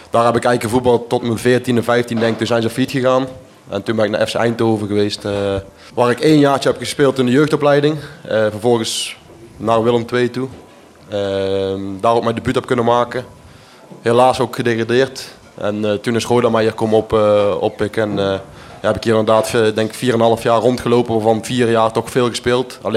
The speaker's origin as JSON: {"language": "Dutch", "region": "Flanders", "country": "Belgium", "said": "En ik, eh, ik ben toch echt een Belg."}